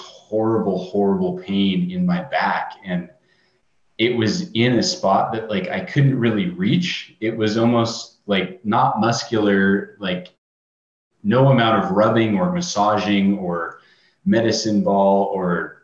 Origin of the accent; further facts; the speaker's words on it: Southern California, United States; I grew up in Southern California, so I was always going to the beach and doing club swimming.